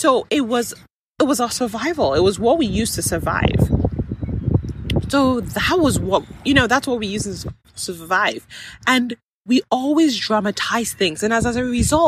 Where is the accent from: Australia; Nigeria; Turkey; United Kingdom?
Nigeria; I am Nigerian